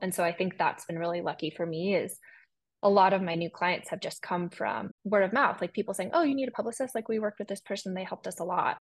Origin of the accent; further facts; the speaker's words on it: San Francisco, California, United States; I'm from San Francisco. I was born and raised there